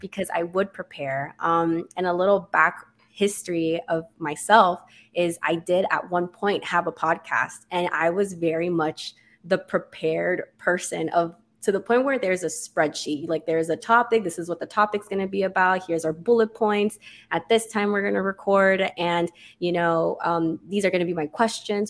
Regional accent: Miami, Florida, United States; moved away as an adult; now in Orlando, United States; I am from Miami. I actually moved away for school

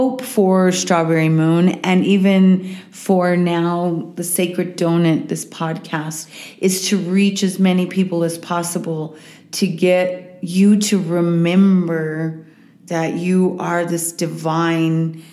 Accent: Walsenburg, Colorado, United States; also born or lived in Boulder, Colorado; I'm from Southern Colorado, a little town called Walsenburg. It's where my family is from, many generations. I grew up for a period of time in Boulder as I was a kid, and then went to high school in Walsenburg

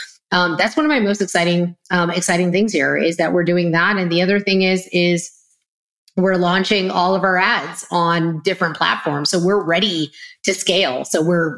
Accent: Texas, United States; I'm already a Texan

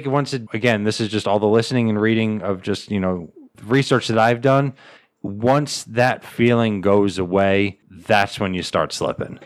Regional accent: United States; I, as an American

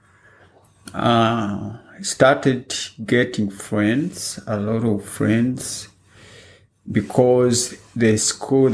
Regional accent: Masaka, Central Region, Uganda; moved away as an adult; also born or lived in Kenya; now in Melbourne, Australia; I was born in Uganda 37 years back. That is in 1965, in a small village.

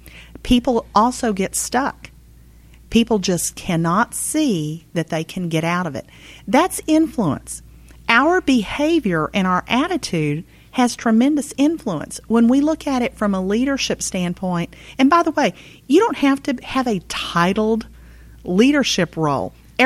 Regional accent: Texas, United States; I'm from Texas. I have on occasion.

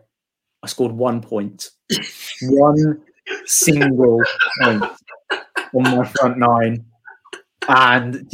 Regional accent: Midlands, United Kingdom; moved away; I'm actually from the Midlands

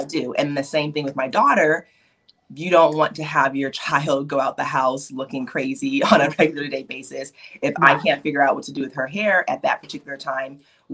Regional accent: Chicago, Illinois, United States; moved away; I'm actually originally from the Chicagoland area.

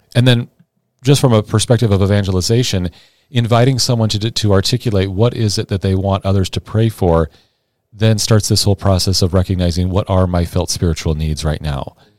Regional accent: Sioux City, Iowa, United States; also born or lived in St. Louis, Missouri

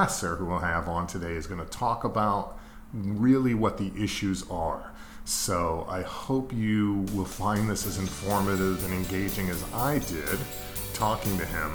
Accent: Long Island, New York, United States; moved away as an adult; also born or lived in Schenectady; I grew up in Long Island

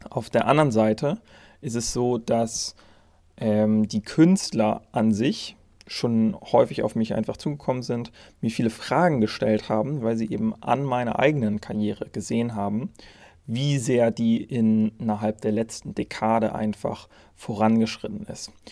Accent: Germany; aber natürlich auch in Deutschland, meinem Heimatland

